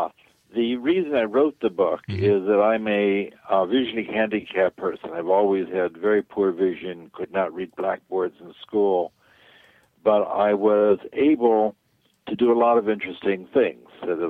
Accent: New York, United States; now in California, United States; I grew up in New York

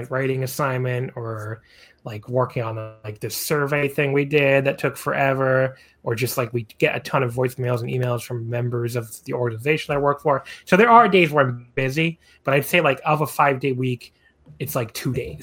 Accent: United States; as an American

